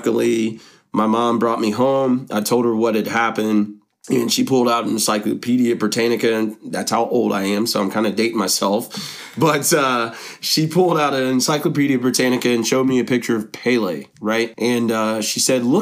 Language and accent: English; Middletown, Ohio, United States; I was born and raised in Middletown, Ohio